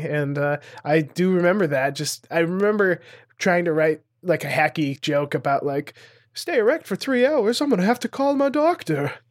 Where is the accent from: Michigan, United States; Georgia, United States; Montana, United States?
Montana, United States; moved away as an adult; also born or lived in Los Angeles; growing up in Montana, there's not a lot of, like, comedy opportunities